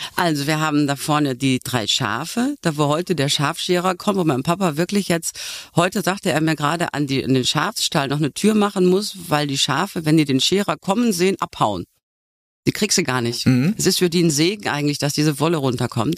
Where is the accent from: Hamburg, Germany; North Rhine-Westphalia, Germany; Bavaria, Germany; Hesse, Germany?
North Rhine-Westphalia, Germany; Ich komme vom Niederrhein